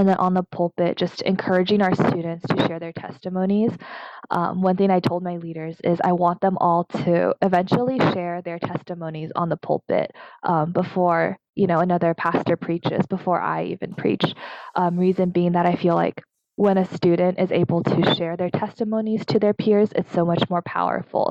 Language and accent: English; United States; also born or lived in Taiwan (ancestry); as an American-born Taiwanese